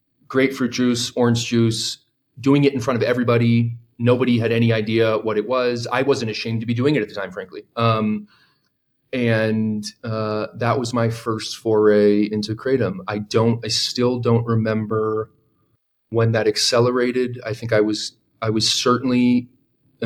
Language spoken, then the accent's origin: English; San Diego, California, United States; I grew up in San Diego at a high school that was about 4,000 kids